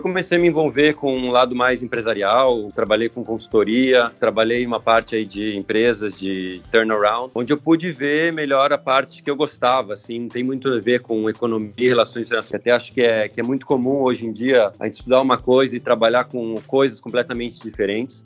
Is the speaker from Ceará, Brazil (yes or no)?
no; Curitiba, Paraná, Brazil; moved away as an adult; now in Italy; sou de Curitiba, Paraná.